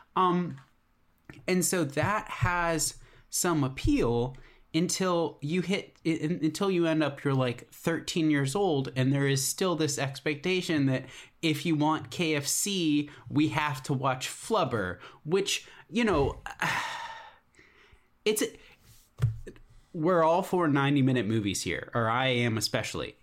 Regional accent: Alexandria, Virginia, United States; I grew up in Alexandria, Virginia

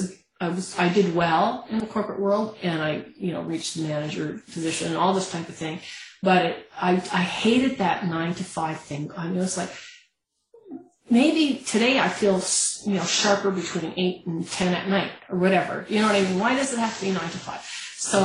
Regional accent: Canada; as a Canadian

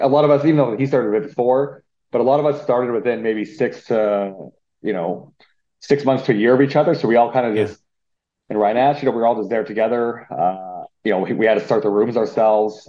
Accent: Saskatchewan, Canada; moved away as an adult; also born or lived in Winnipeg; born and raised in Saskatchewan. And then I moved to Winnipeg in my mid-20s

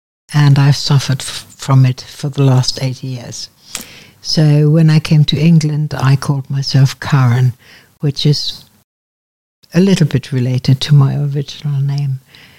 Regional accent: Münster, North Rhine-Westphalia, Germany; born there; I was born in Germany, in a town called Münster, Westphalia

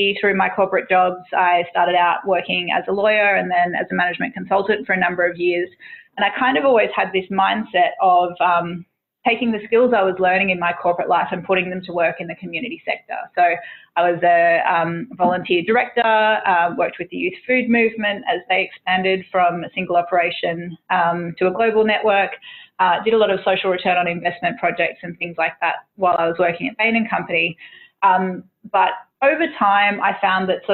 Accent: Tweed Heads, New South Wales, Australia; I grew up in Tweedheads, which is sort of, you know, coastal, just south of the Queensland border.

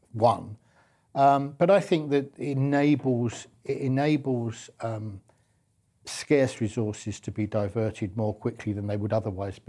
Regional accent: London, United Kingdom; I'm a Londoner

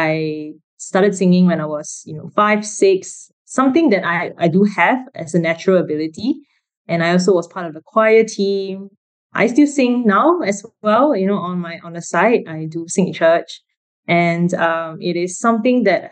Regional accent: Kuala Lumpur, Malaysia; I grew up in Kuala Lumpur, so a city girl from young.

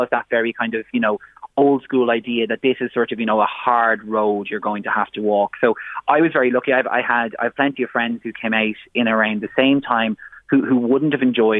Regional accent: Ireland; now in Dublin, Ireland; a queer person growing up in Ireland, having grown up kind of in a rural community, moving into Dublin

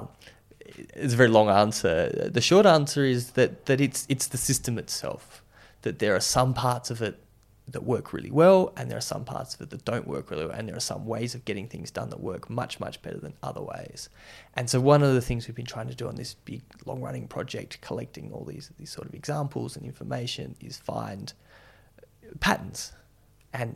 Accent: Whyalla, South Australia, Australia; I grew up in Wyala, just like between Alice Springs and Adelaide

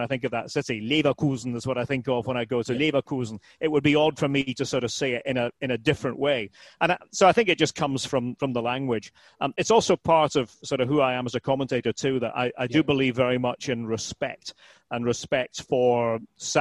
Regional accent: Aberdeen, Scotland, United Kingdom; moved away as an adult; now in United States; I was born in Aberdeen

